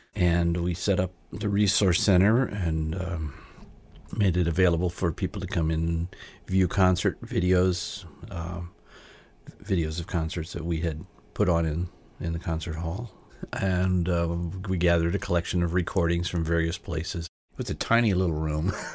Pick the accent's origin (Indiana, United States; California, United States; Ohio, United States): Indiana, United States; moved away; also born or lived in Illinois; I was collecting fiddle music in, in my home state of Indiana